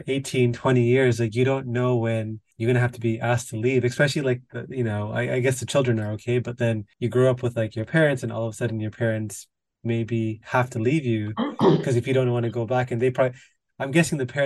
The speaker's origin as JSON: {"language": "English", "country": "Canada", "said": "I'm Canadian"}